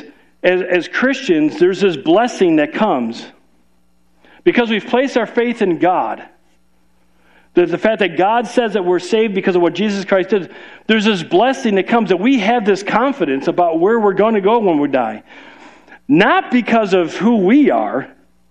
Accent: Chicago, Illinois, United States; moved away; We're from Chicago

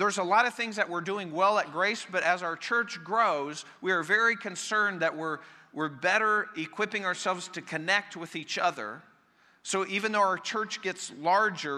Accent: Colorado, United States; the church I grew up in Colorado

